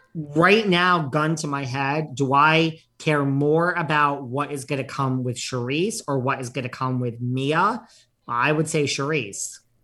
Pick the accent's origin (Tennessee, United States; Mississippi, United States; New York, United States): New York, United States; As a New Yorker